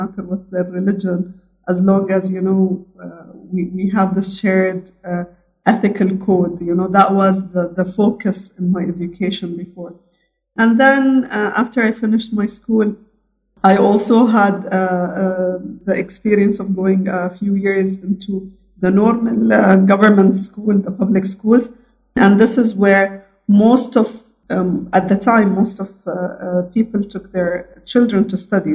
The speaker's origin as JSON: {"language": "English", "region": "Abu Dhabi", "country": "United Arab Emirates", "tie": "born or raised there", "said": "I am born, raised, educated fully in Abu Dhabi, the UAE"}